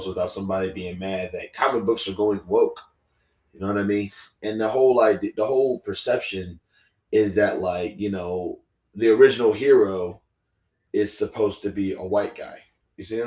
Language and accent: English; Baton Rouge, Louisiana, United States; I'm from Baton Rouge, Louisiana, because, you know, Baton Rouge, Louisiana is not New Orleans. It's Baton Rouge. And, you know, it's my hometown, is where I'm from, is where I grew up